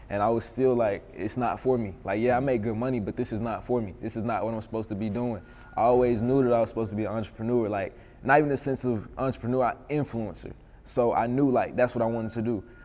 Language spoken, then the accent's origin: English; Little Rock, Arkansas, United States; moved away as an adult; now in Atlanta, United States; growing up in Little Rock, it was, you know, different